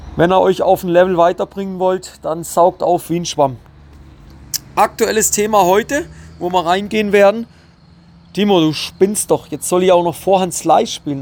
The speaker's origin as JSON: {"language": "German", "country": "Switzerland", "said": "bei uns in der Schweiz"}